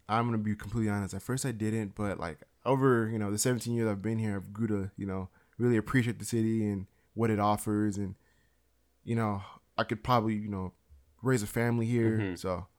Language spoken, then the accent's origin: English; Beaumont, California, United States; also born or lived in Los Angeles; And I lived there all the way up until I was 8, and then I moved to a very small town, maybe like an hour and a half away, called Beaumont, California.